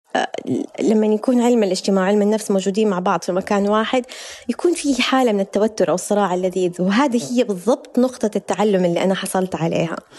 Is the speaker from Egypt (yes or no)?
no; Hejaz, Saudi Arabia; الصحوة عندنا في الحجاز